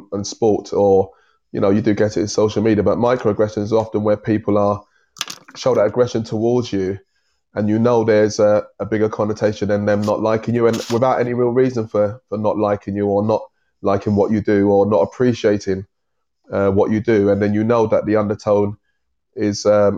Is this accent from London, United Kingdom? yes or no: yes; London, United Kingdom; I was born and raised in East London